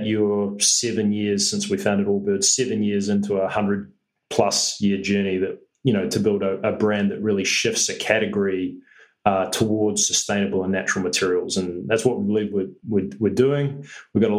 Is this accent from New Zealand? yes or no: yes; New Zealand; as a New Zealander